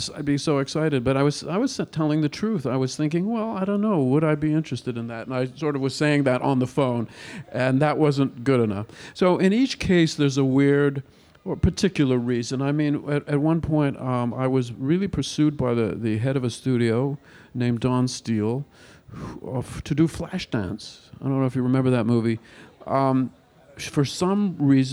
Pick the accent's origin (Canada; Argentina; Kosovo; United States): Canada; I'm Canadian